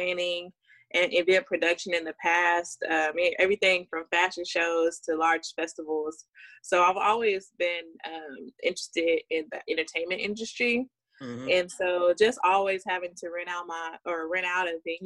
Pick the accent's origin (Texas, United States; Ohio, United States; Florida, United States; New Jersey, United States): Texas, United States; Dallas-Fort Worth Metroplex; also born or lived in Louisiana; I'm originally from Louisiana, but I've been in Texas for my whole life